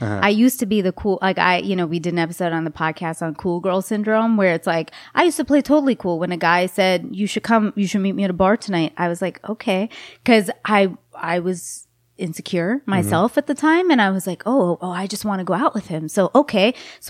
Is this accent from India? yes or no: yes; India; The ones who followed me also lectured me that I'm as an Indian girl and I took a nude.